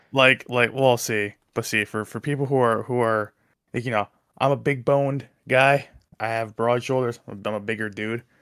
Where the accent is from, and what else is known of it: New Jersey, United States